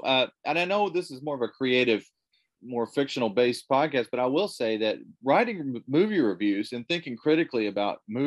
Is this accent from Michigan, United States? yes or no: no; Dawson Springs, Kentucky, United States; now in Evansville, United States; I grew up in a place called Dawson Springs, Kentucky